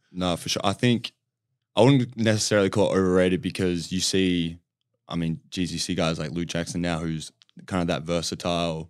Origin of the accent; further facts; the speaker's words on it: Australia; moved away as an adult; also born or lived in California; growing up in Australia and playing that style of game